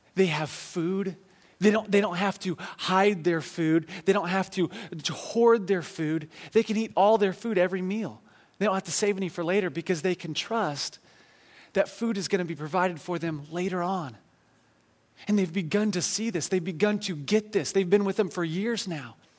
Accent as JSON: {"language": "English", "country": "United States"}